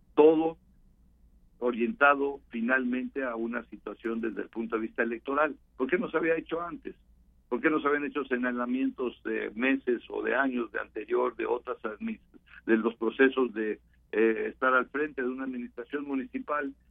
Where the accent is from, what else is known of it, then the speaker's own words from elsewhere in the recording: Mexico; todos somos mexicanos